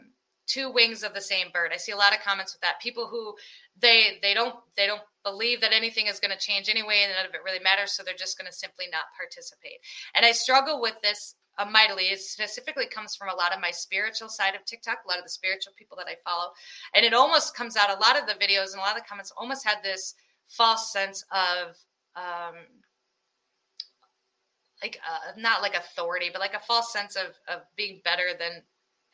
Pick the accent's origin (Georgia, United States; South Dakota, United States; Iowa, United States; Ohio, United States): Iowa, United States; I'm from Iowa.